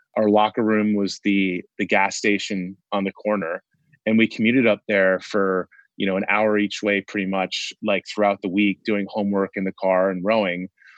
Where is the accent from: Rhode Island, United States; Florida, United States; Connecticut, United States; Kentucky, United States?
Connecticut, United States; every single high school in the area in Connecticut where we grew up in Fairfield County has a girls and boys rowing team.